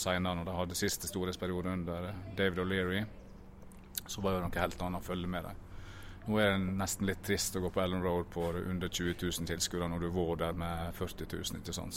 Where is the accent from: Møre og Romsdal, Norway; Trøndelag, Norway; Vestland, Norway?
Møre og Romsdal, Norway; Ulsteinvik; Hødd er jo laget mitt fordi at jeg på en måte vokste opp i området her, og jeg er jo fra Ulsteinvik